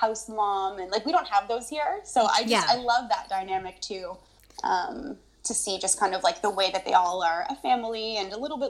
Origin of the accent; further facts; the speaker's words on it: East Coast, United States; now in Canada; I am from, you know, I grew up in the East Coast of US, and now I'm in Canada.